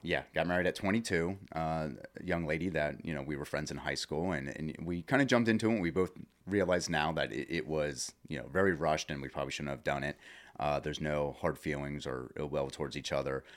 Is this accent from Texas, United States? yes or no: no; Lebanon, Pennsylvania, United States; I actually grew up, uh, in the Lebanon area. I went to South Lebanon Elementary